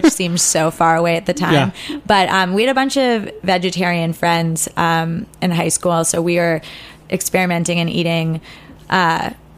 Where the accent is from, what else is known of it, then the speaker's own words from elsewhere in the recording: New York City, New York, United States; growing up in New York City